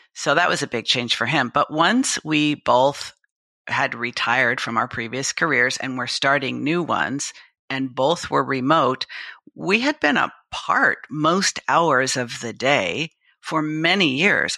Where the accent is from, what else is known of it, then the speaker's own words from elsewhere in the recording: Los Angeles, California, United States; moved away as an adult; I was born and raised in Los Angeles